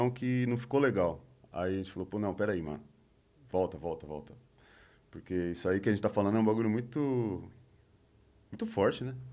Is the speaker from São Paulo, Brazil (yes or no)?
yes; São Paulo, Brazil; É, sou do ABC, a amizade prevalece.